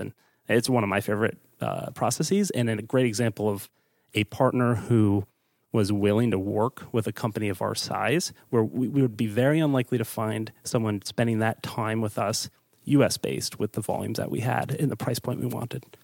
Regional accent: East Coast, United States; also born or lived in Pittsburgh; I'm from the East Coast, so I moved back home

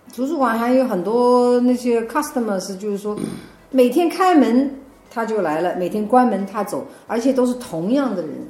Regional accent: China; moved away as an adult; also born or lived in southern United States / New York; now in United States; 我是在中国大陆出生，在中国大陆成长的

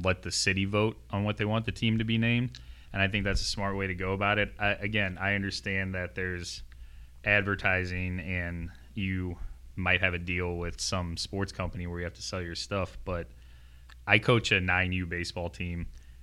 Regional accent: St. Louis, Missouri, United States; I was born and raised in St. Louis. I've lived here my whole life

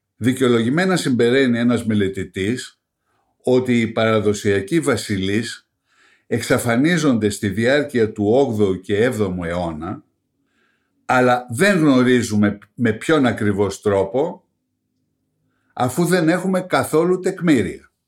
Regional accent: Greece; ως Έλληνες

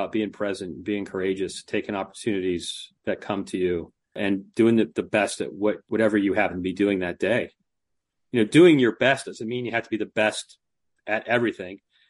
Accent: Delaware, United States; moved away

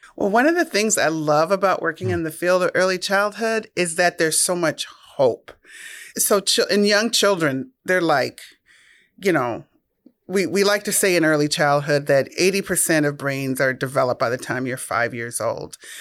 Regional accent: Minnesota, United States; I'm born and raised in Minnesota

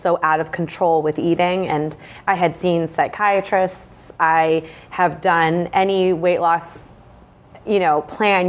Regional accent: Bedford, New Hampshire, United States; now in Londonderry, United States; I was raised in Bedford, New Hampshire

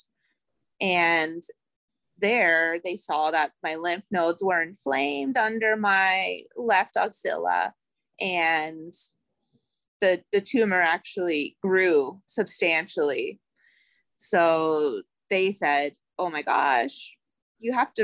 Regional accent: Ottawa, Ontario, Canada; I am from Ottawa, Ontario, Canada.

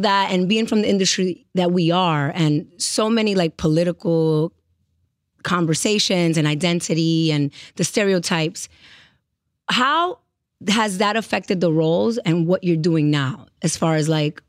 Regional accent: Dominican Republic; And I'm Dominican.

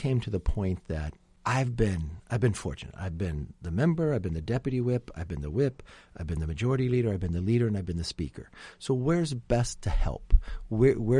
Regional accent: California, United States; we're both from California

